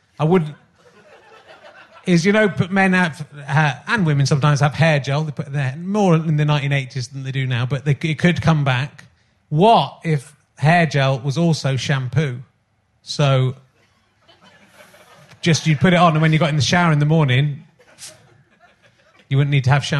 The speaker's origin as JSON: {"language": "English", "area": "Somerset", "region": "South West England", "country": "United Kingdom", "said": "I'm also from Somerset"}